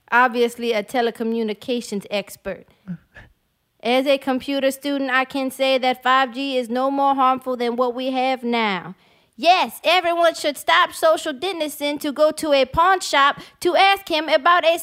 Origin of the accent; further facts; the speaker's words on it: West Bank, Louisiana, United States; I grew up on West Bank, born and raised on that side, and it was never New Orleans.